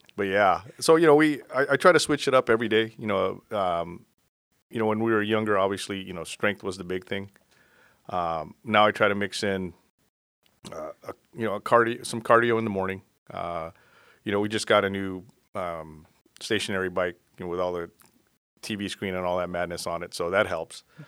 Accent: South Bay, California, United States; also born or lived in Florida; I basically grew up here in the South Bay.

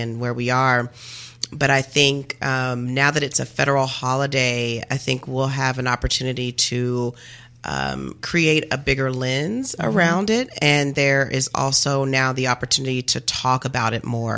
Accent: Kentucky, United States; moved away; I grew up in Kentucky, and my family was from, a lot of my family is from

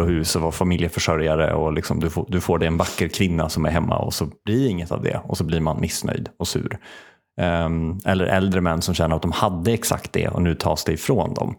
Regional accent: Värmland, Sweden; now in Uppsala, Sweden; jag kände mig som en Uppsalabo och typ identifiera mig som Uppsalabo. Mm. Med liksom värmländskt ursprung

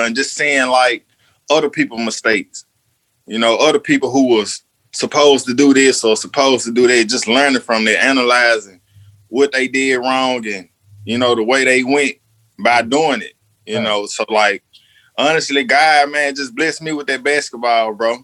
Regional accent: Jackson, Mississippi, United States; I'm from Jackson, Mississippi

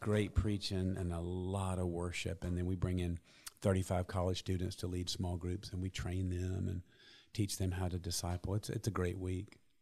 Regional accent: Columbus, United States; I grew up in Columbus. I love Columbus. I, I've been here my entire life

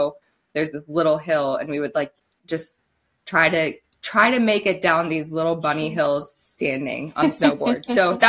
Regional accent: Ohio, United States; moved away as an adult; now in Alaska, United States; I grew up in Ohio too, where we have like the foothills of the Appalachian Mountains, hilly, but not mountainous and not enough snow for either activity. So when I moved to Alaska 5 years ago

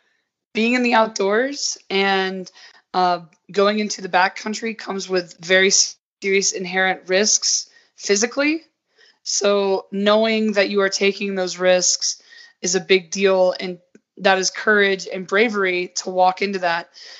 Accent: Southern United States, United States; now in Utah, United States; I was, like, amazed at how many white people. I was like, whoa, I'm coming from the South where Atlanta is like such a diverse hub.

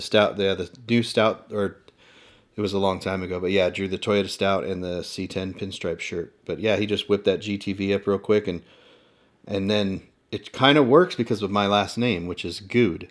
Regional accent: Inland Empire, Southern California, United States

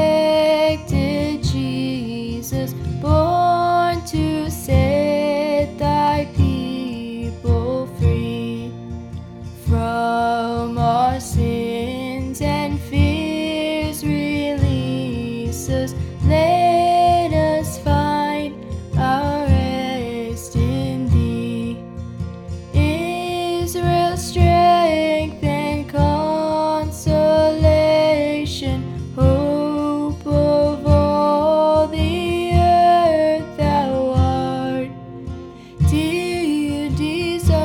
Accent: the South, United States; accent: southern; my southern accent

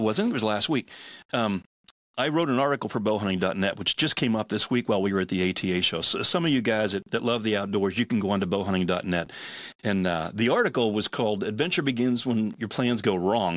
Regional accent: Pittsburgh, Pennsylvania, United States; I'm a Steelers fan. That's where I grew up.

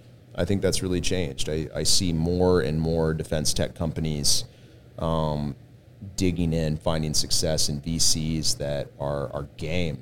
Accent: Austin, Texas, United States; also born or lived in San Diego; now in San Antonio, United States; I was originally from Austin.

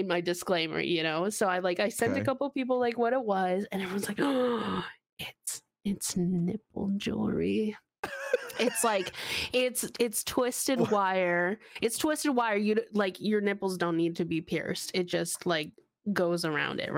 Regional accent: Washington, United States; also born or lived in Bay Area, California; now in California, United States; I moved from Washington to California

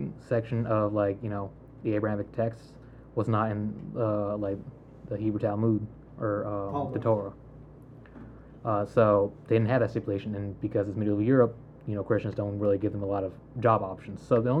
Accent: North Carolina, United States; I see myself as an American first, and then a North Carolinian second.

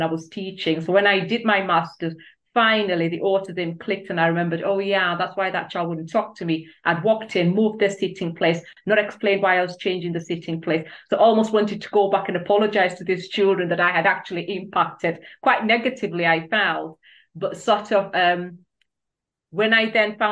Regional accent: Kenya; moved away as an adult; now in United Kingdom; I'm originally from Kenya

